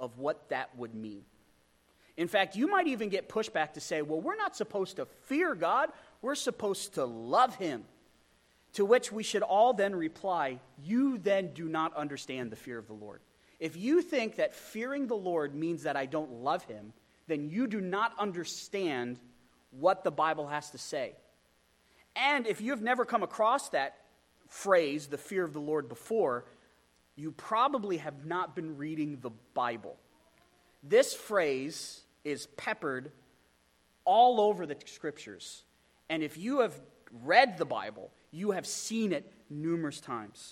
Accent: Pennsylvania, United States; I grew up in Pennsylvania

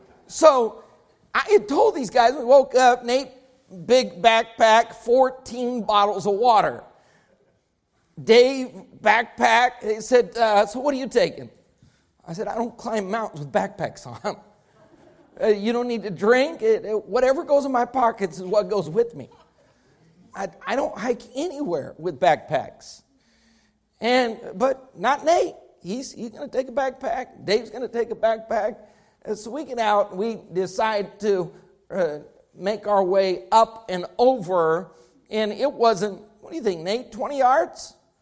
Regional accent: Colorado, United States; now in Texas, United States; I grew up in Colorado.

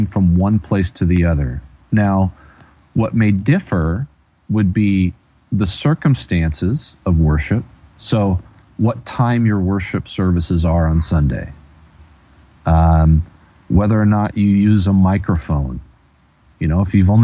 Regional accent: United States; as an American, as a citizen of the United States of America who speaks English

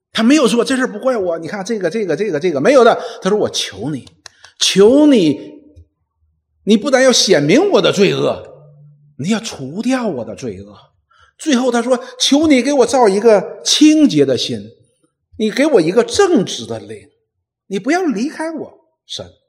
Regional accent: Northeast China, China; 我们东北人有一句话

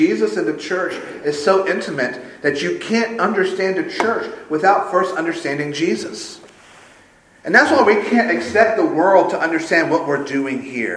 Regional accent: Sumter, South Carolina, United States; Growing up in Sumter

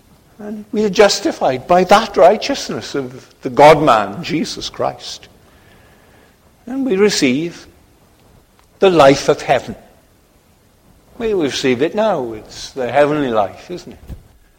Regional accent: Poland; I'm from Poland.

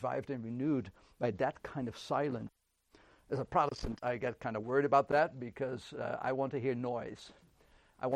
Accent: Netherlands; moved away; I grew up in the Netherlands

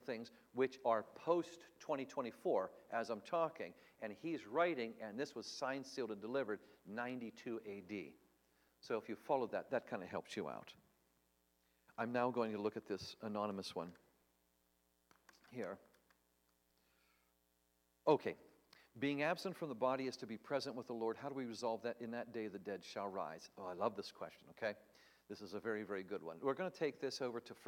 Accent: Tennessee, United States; I come from Tennessee

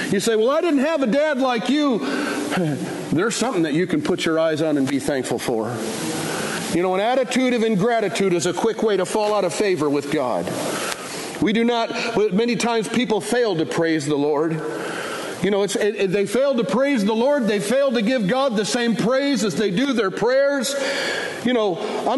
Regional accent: Michigan, United States; now in Fort Worth, United States; I was raised in the North

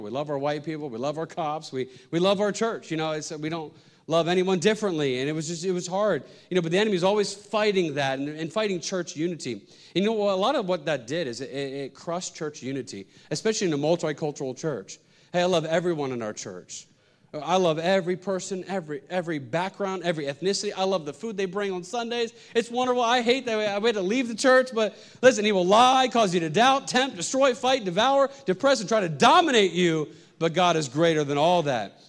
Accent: Pennsylvania, United States; moved away as an adult; now in New York City, United States; I was from Pennsylvania

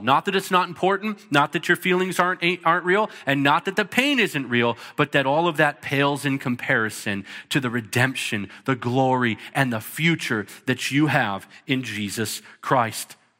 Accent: United States; some of us, we're American

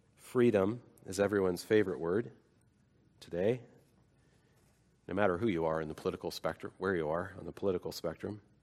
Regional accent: United States; I am an American.

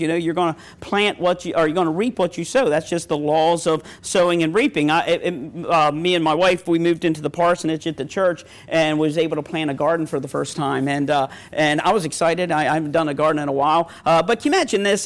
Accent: Ravens country, Maryland, United States; I'm from Ravens country.

